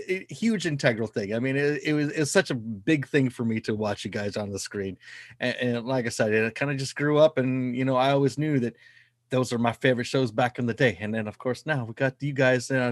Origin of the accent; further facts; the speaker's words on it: Pacific Northwest, United States; also born or lived in Victoria; I'm a Mexican from the Pacific Northwest